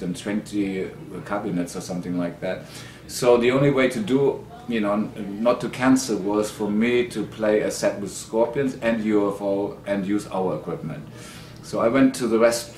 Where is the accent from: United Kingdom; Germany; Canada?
Germany; Sarstedt, Lower Saxony; I was born in Sarstedt, and then 22 kilometers out